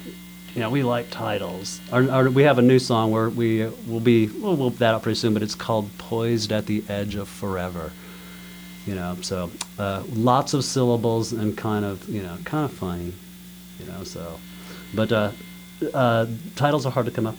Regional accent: Bloomington, Indiana, United States; We grew up here in Bloomington. You bet. We've all drifted away and have come back

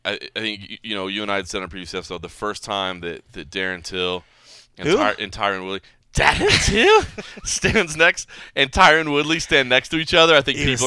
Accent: Dallas, Texas, United States; now in Las Vegas, United States; And it's in Dallas, too. It's in my hometown.

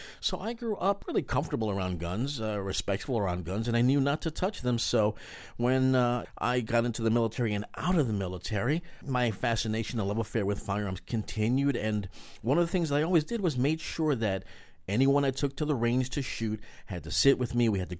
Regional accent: New York City, New York, United States; moved away; I grew up in New York in the Bronx, having a single mother as head of household.

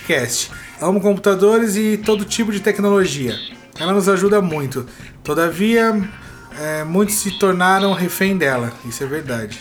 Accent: São Paulo, Brazil; Quando era, quando era moleque, lá em Guaranazes

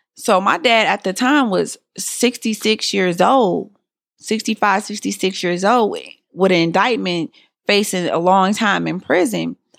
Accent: Detroit, Michigan, United States; I was born and raised in Detroit

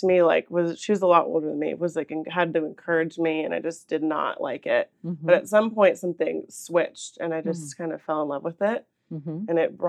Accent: San Jose, California, United States; moved away as an adult; now in San Luis Obispo, United States; I am from San Jose

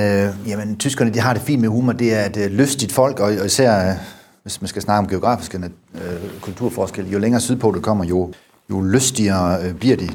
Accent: Denmark; moved away; also born or lived in Germany

